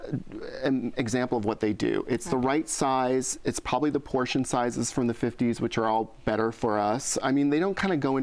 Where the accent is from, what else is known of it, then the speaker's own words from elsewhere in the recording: Iowa, United States; moved away; I grew up in Iowa.